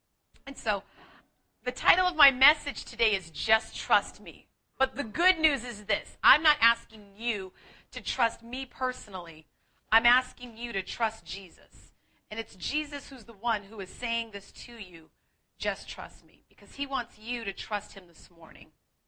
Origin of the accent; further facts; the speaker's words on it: Boston, Massachusetts, United States; accent: Boston; moved away; I'm just an Irish Catholic girl from Boston who's way too proud to share that, but I will. I'm wicked smart. That's right. I am a wicked smart girl who packs the car. But I've lost a lot of my accent so that you can understand me